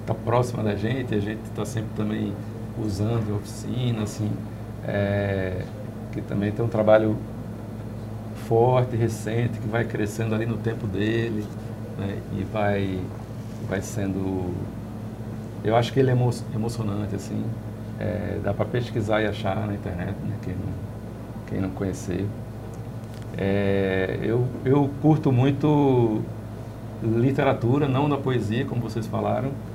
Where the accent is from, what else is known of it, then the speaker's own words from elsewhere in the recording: Northeast Region, Brazil; A gente, como nordestino, a gente sempre foi periferia do Brasil